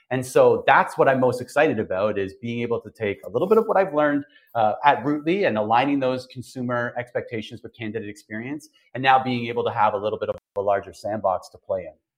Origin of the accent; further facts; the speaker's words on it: Toronto, Ontario, Canada; moved away as an adult; also born or lived in Okinawa, Japan; now in Grand Barachois, Canada; I'm from Toronto. You know, born and raised just outside of Toronto